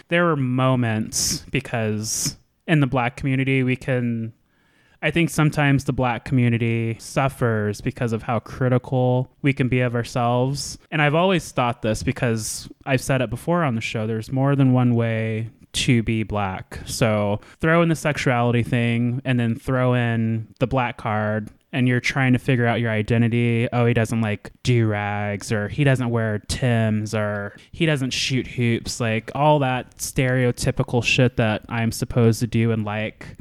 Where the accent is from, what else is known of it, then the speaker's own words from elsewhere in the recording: Anchorage, Alaska, United States; moved away; So I was born and raised in Anchorage, Alaska. I was a military kid for a little bit